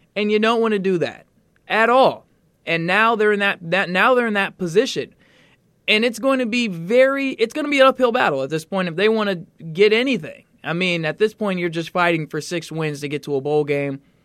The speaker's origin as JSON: {"language": "English", "town": "Atlanta", "region": "Georgia", "country": "United States", "said": "I'm from Atlanta."}